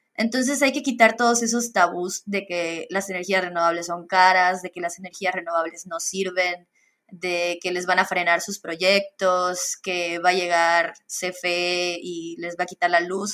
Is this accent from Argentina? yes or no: no; Campeche, Mexico; now in Mérida, Mexico; realmente yo soy de Campeche